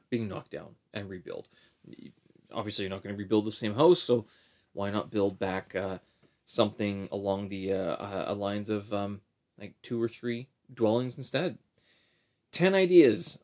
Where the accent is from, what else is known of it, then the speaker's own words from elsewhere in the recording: Winnipeg, Manitoba, Canada; historical location in Winnipeg as well, where the Assiniboine and the Red Rivers meet in, uh, in my hometown